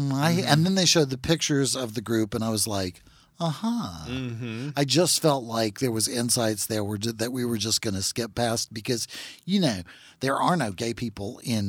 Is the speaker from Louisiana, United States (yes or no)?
yes; Natchitoches, Louisiana, United States; Well, you know, I'm from Natchitoches